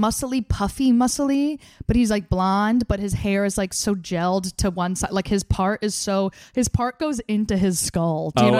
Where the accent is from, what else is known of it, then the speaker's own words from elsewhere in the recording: Colts Neck, New Jersey, United States; I'm from Colts Neck, New Jersey, and those towns are next to each other.